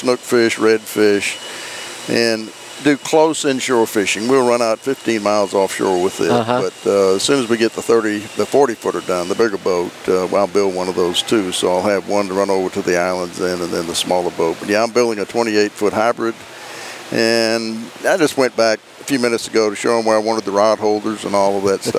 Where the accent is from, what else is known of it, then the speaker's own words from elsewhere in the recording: Charleston, South Carolina, United States; accent: South Carolina; moved away as an adult; now in Tennessee, United States; I had that South Carolina accent.